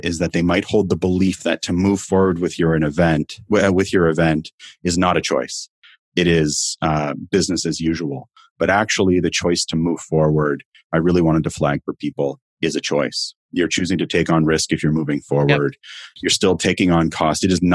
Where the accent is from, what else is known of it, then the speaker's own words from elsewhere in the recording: Canada; I'm in Canada. If you haven't picked it up from my accent